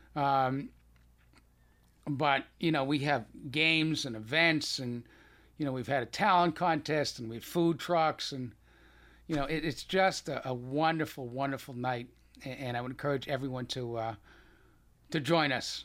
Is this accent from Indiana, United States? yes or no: no; Boston, Massachusetts, United States; accent: Boston; you still have a little bit of my Boston accent